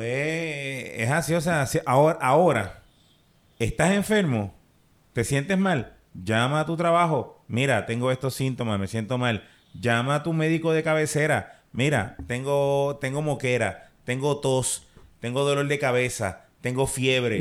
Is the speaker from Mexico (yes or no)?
no; Puerto Rico; aquí en Puerto Rico